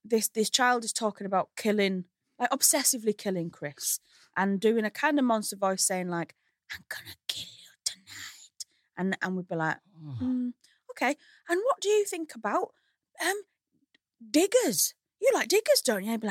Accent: Hull, Yorkshire and the Humber, United Kingdom; accent: Hull; moved away as an adult; now in London, United Kingdom

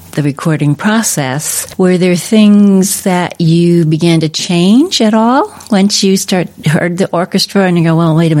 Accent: New Jersey, United States; also born or lived in New York / Connecticut; now in Salt Lake City, United States; I'm from the East Coast originally

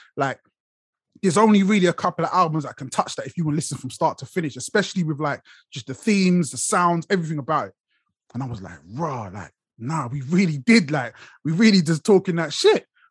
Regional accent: London, United Kingdom; now in Watford, United Kingdom; I'm from Brixton originally. That's where you see me most of the time. Brixton's where I rep.

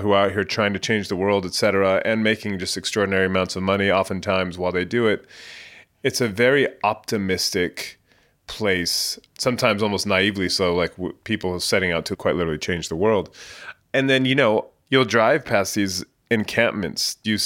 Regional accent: San Jose, California, United States; moved away as an adult; also born or lived in London; now in San Francisco, United States; I grew up in the Bay Area in San Jose, not far from here

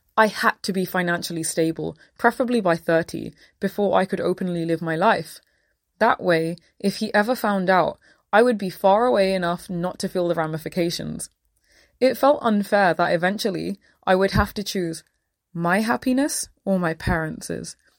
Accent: London, United Kingdom; I grew up in Southall, an area that thrives off its high concentration of Sikh Punjabis

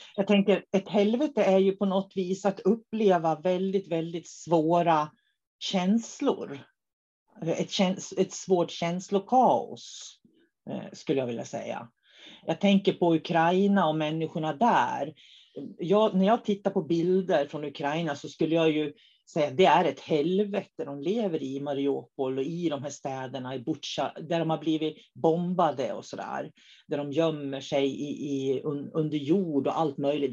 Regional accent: Norrland, Sweden; now in Umeå, Sweden; Så vi är riktiga norrlänningar, både jag och David, i grund och botten

